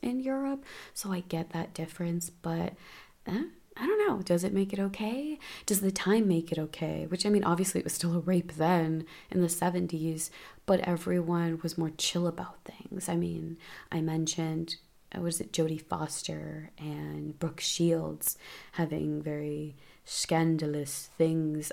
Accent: United States; as an American

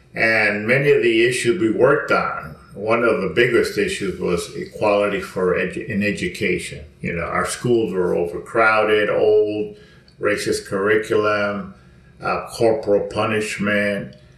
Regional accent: Mexico; now in Los Angeles, United States; because when I came from Mexico, I lived in South L.A., where it was Chicano Black, and the older whites are already moving out.

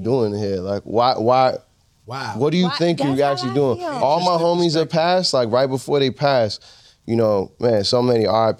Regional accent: Boston, Massachusetts, United States; also born or lived in Brooklyn / San Francisco Bay Area; I grew up in Boston, moved to the Bay, then New York. So my three homes are Boston, Brooklyn, and the Bay.

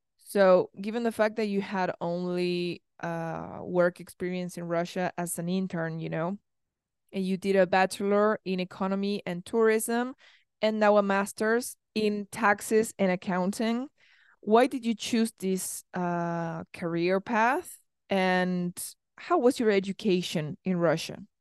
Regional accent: Argentina; I come from Argentina

